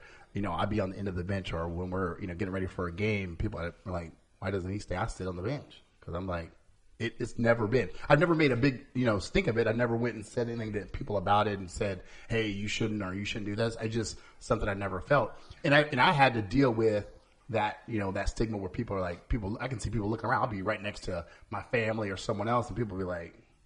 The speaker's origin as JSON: {"language": "English", "town": "Cedar Rapids", "region": "Iowa", "country": "United States", "tie": "born or raised there", "said": "my growing up in Cedar Rapids"}